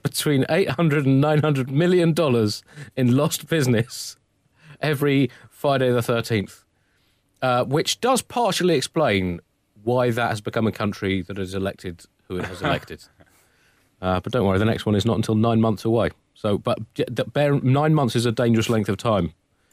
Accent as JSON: {"language": "English", "country": "United Kingdom", "said": "I'm British, there's not much I can do about it. I'm in London"}